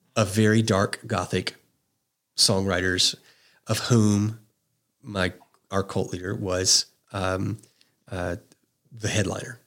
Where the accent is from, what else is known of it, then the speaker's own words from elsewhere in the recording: just outside of New Orleans, South Louisiana, United States; I grew up in South Louisiana, um, just outside of New Orleans